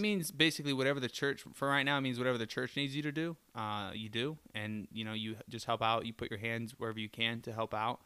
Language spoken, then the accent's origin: English; Florida, United States; now in Detroit, United States; I'm from Florida.